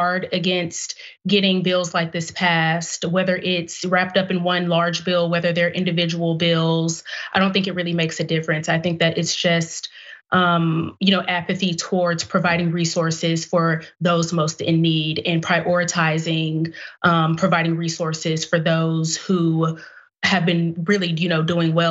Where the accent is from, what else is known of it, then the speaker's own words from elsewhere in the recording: Dallas, Texas, United States; I am a daughter of Dallas. I grew up on the South Side with my mother